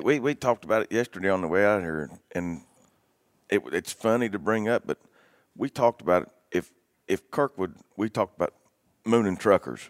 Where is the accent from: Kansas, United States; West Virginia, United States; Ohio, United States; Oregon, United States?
West Virginia, United States; Born and raised in West Virginia.